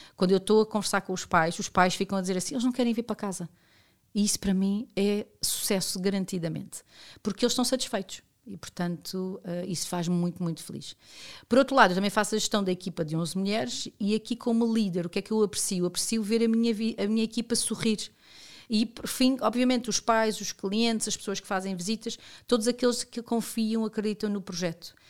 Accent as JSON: {"language": "Portuguese", "country": "Portugal", "said": "como cidadão e como portuguesa"}